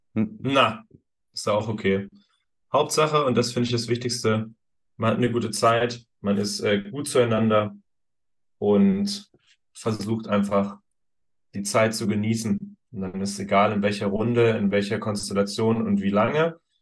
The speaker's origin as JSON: {"language": "German", "region": "Thuringia", "country": "Germany", "moved": "yes", "said": "Ich komme ursprünglich aus Thüringen"}